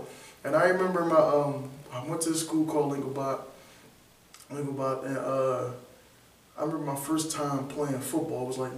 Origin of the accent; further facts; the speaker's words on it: Philadelphia, Pennsylvania, United States; Alright, I'm from Philly, born and raised uptown.